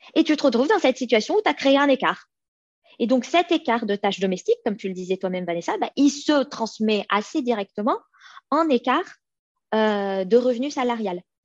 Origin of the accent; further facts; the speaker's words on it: France; moved away as an adult; now in Sweden; je suis née en France, mais mes parents sont des immigrés